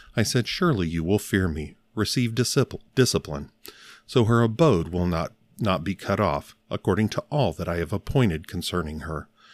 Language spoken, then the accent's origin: English; Northern Alabama, United States; I was born in Northern Alabama